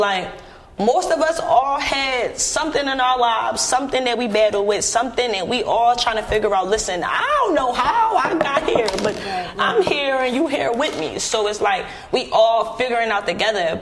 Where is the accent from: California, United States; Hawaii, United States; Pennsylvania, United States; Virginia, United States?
Pennsylvania, United States; Philadelphia; I'm from Philly